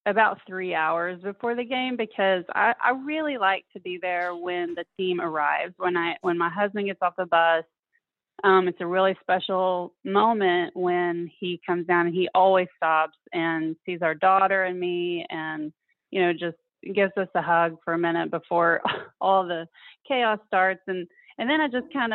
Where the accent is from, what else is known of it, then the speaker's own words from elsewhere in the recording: Fort Smith, Arkansas, United States; moved away as an adult; also born or lived in Arizona / Memphis, Tennessee; now in Tallahassee, United States; I grew up in Fort Smith, Arkansas, the northwest corner sort of Arkansas